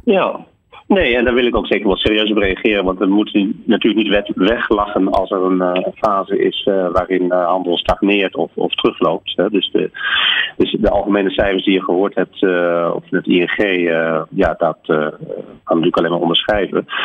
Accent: Netherlands

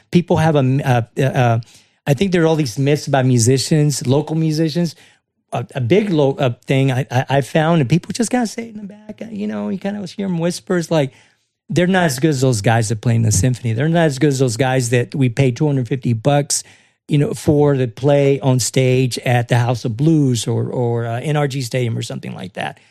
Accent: Houston, Texas, United States; also born or lived in Rio Grande Valley, Texas; I'm from the Valley originally, but I mean, I've been here since I was a kid. I went to elementary school, Houston H I S T

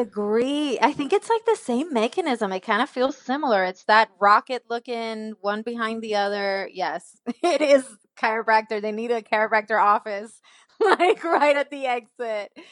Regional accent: Puerto Rico; moved away as an adult; also born or lived in Nashville, Tennessee; I was born and raised in Puerto Rico

